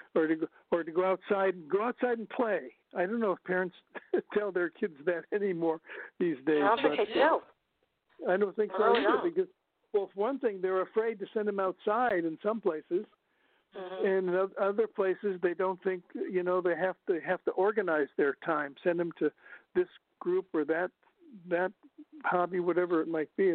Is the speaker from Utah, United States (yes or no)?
no; northern Ohio, United States; moved away; I'm from Ohio originally, and in northern Ohio